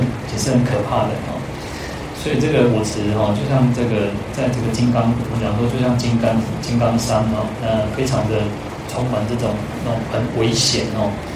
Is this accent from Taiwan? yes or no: yes; Taiwan; 我这边讲说台语